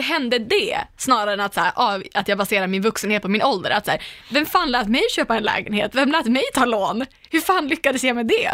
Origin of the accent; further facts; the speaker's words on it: Umeå, Västerbotten County, Sweden; moved away; jag är ju hemma i Umeå med jämna mellanrum. Och då brukar jag alltid käka middag eller hänga med mina barndomskompisar ja. från Ersboda, vi har känt varandra hela livet